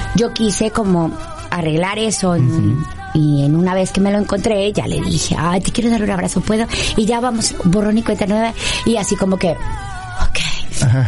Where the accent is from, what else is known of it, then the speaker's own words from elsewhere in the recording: Monterrey, Nuevo León, Mexico; yo soy de Monterrey